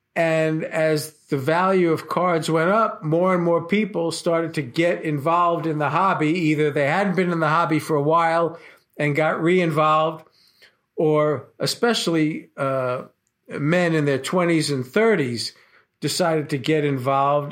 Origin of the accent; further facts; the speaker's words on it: New York City, New York, United States; I was born and raised in Brooklyn, uh, New York